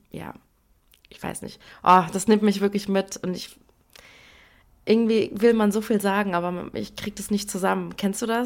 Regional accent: Iran; Deswegen haben wir recherchiert, wie man generell, aber vor allem jetzt auch momentan als Iranerin ähm, gerade mit all diesen schrecklichen Nachrichten und vor allem auch Bildern umgeht.

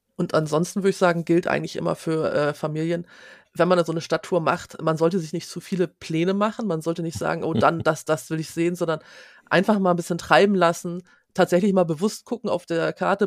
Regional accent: Schleswig-Holstein, Germany; Ich bin aus Schleswig-Holstein, ich kann natürlich viel über, über mein Bundesland erzählen

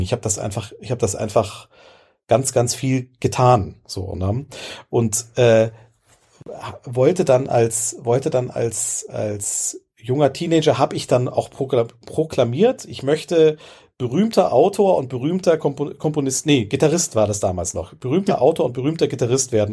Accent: Ebersberg, Bavaria, Germany; ich bin ja, groß geworden in Bayern auf dem Land

